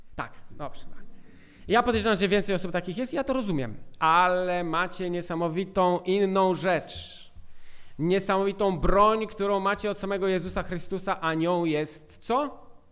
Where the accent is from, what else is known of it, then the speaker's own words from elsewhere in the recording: Poland; urodziliśmy się w Polsce